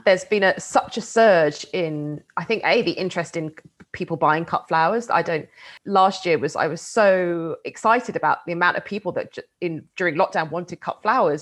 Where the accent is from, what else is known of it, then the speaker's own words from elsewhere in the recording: United Kingdom; I grew up just outside of London